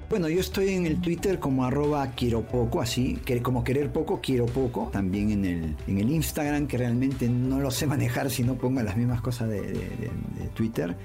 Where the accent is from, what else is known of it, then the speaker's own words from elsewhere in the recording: Peru; Como peruanos